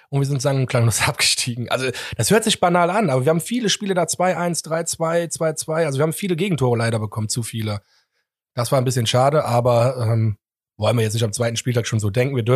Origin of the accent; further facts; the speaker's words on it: Germany; born there; ich bin in Deutschland geboren, ich kenne Gerd Müller